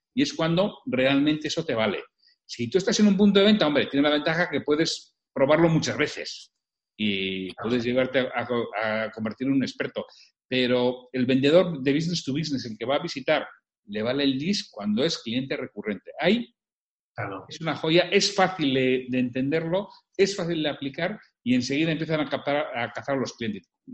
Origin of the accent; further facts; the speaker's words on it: Bilbao, Basque Country, Spain; yo soy de Bilbao, de toda la vida